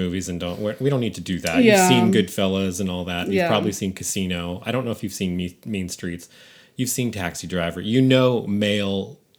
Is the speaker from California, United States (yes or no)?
yes; San Francisco, California, United States; I grew up in San Francisco